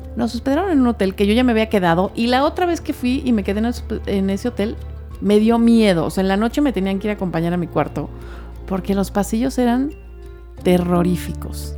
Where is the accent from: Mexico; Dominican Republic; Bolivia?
Mexico; somos los mexicanos